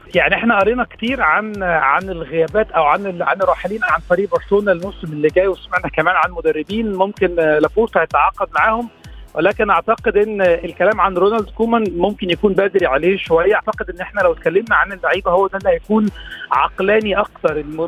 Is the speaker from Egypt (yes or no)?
yes; Egypt; كمصريين وكعرب